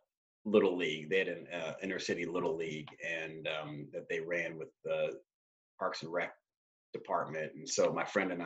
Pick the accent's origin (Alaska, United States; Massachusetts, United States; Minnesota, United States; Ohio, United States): Ohio, United States; Cleveland; moved away as an adult; also born or lived in Durham, North Carolina; now in Boston, United States; I grew up in Cleveland